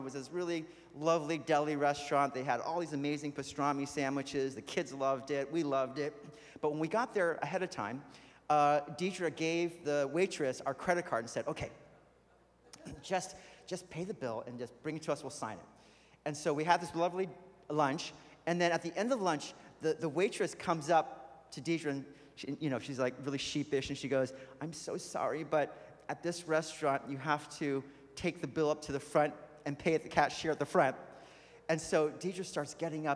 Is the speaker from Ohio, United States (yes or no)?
no; California, United States; moved away; I grew up in California